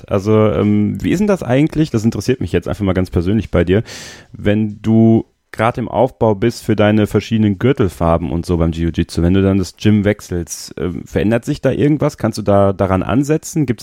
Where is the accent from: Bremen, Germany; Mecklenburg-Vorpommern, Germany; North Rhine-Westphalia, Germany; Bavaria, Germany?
North Rhine-Westphalia, Germany; Borken; zurück in meine Heimat nach Borken im Münsterland zu ziehen.